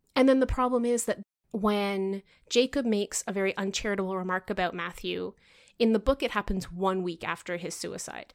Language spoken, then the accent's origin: English; Canada